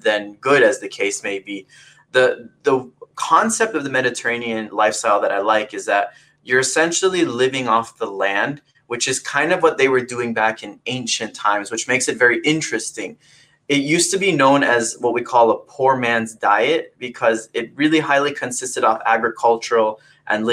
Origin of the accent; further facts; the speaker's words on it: Fort Lauderdale, Florida, United States; moved away as an adult; also born or lived in California; now in Valencia, California, United States; from Fort Lauderdale, Florida. I was raised in the South Florida region, and I've been in California now for the past 3 years.